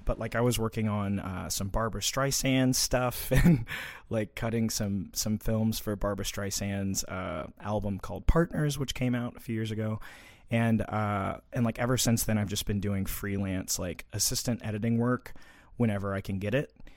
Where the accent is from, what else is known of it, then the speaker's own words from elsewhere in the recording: Little Rock, Arkansas, United States; also born or lived in Conway, Arkansas; I grew up in Little Rock, Arkansas.